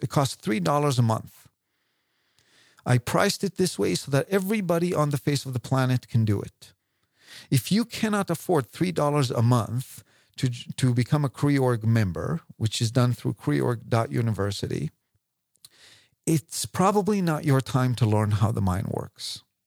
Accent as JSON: {"language": "English", "country": "Israel", "moved": "yes", "lives_now": "London, United Kingdom", "said": "I came from Israel"}